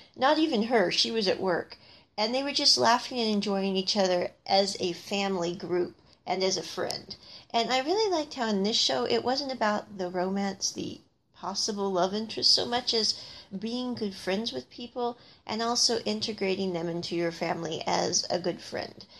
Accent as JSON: {"language": "English", "region": "Midwest", "country": "United States", "tie": "born or raised there", "said": "I grew up in the Midwest"}